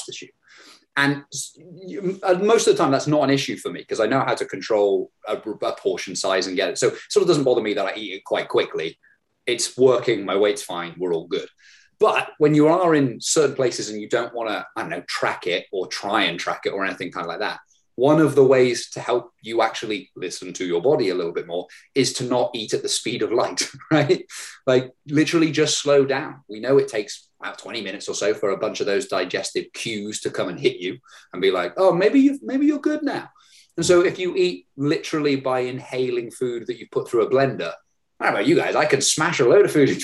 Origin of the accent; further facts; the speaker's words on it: United Kingdom; growing up in Britain